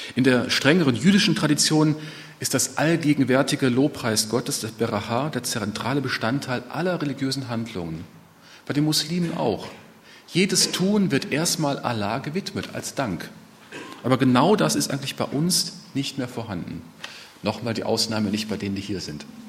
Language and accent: German; Ruhr area, North Rhine-Westphalia, Germany; bei uns im Ruhrgebiet